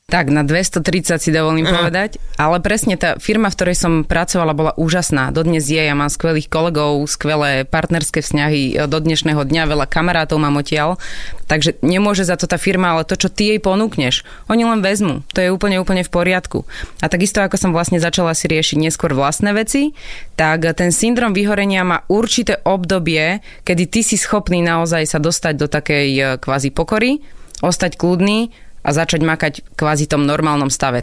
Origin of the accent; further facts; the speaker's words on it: Prievidza, Trenčín Region, Slovakia; also born or lived in Koh Phangan, Thailand; Ja som z Prievidze, zo stredného Slovenska